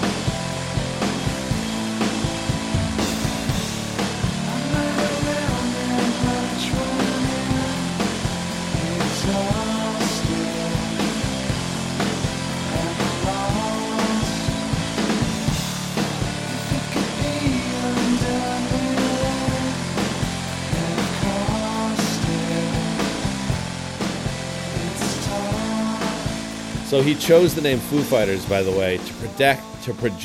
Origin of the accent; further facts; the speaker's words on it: Pearl River, New York, United States; where we grew up in Pearl River in Rockland County in New York